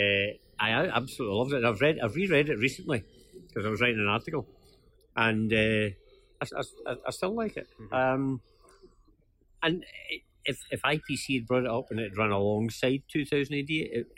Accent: Gourock, Scotland, United Kingdom; I was brought up in Gourock

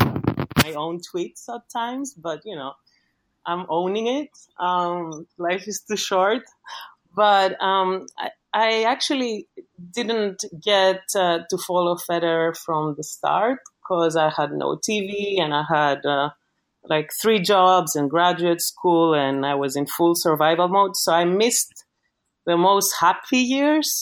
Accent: Greece; accent: Greek; English is a second language; moved away

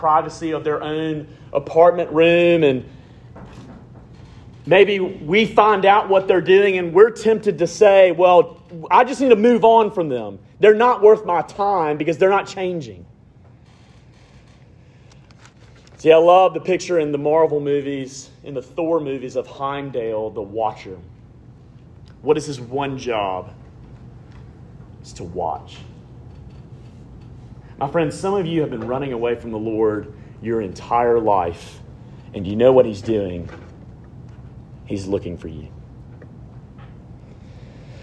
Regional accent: Alabama, United States; growing up in Alabama

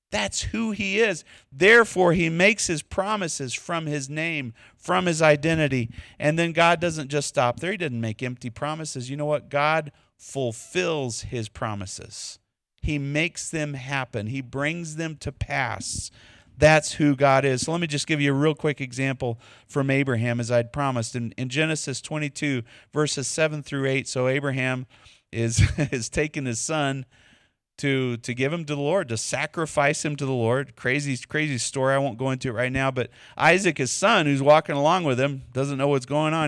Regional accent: Texas, United States; accent: Texas; my Texas accent

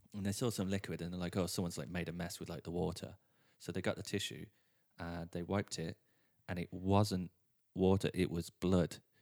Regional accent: England, United Kingdom; also born or lived in Dublin / London; now in Ireland; I am English

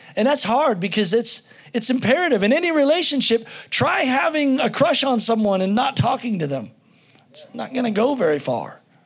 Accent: United States; as an American

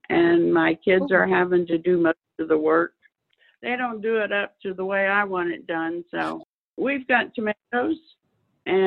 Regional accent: Centerville, Ohio, United States; I grew up in Centerville

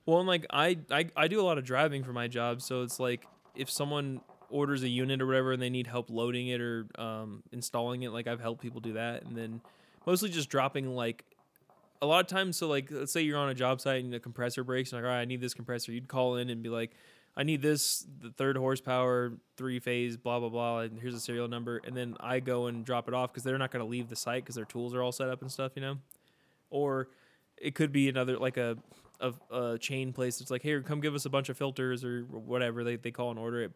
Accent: San Bernardino, California, United States; we're very poor from San Bernardino

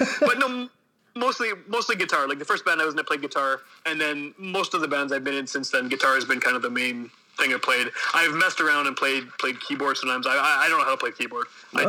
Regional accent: Winnipeg, Manitoba, Canada; I'm from Winnipeg, born and raised.

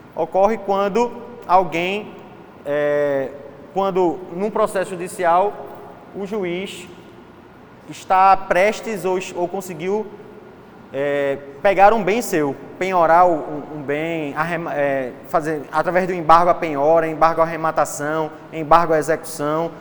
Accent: Recife, Pernambuco, Brazil; accent: Recife; de Recife

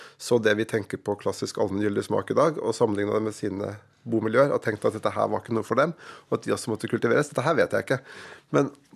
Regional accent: Lillehammer, Innlandet, Norway; I min hjemby Lillehammer

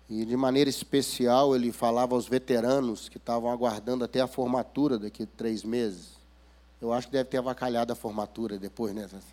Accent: Minas Gerais, Brazil; accent: mineirês; Eu venho lá das Minas Gerais e ontem já me falaram que eu usei termos aqui que vocês não conhecem. Né? O mineirês é muito difícil

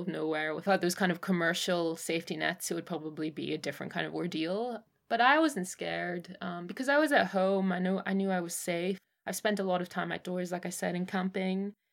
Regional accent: Northern Ireland, United Kingdom; also born or lived in Hong Kong; I was born in Hong Kong and then I, um, moved to Northern Ireland when I was eight and my father's family is Northern Irish

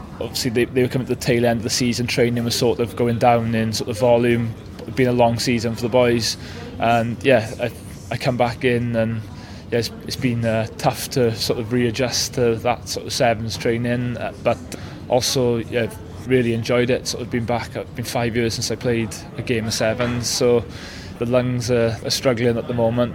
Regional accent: Wales, United Kingdom; being passionate Welsh people as we are

